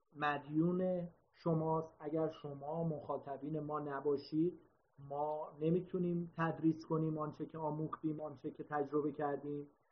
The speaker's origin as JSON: {"language": "Persian", "country": "Iran"}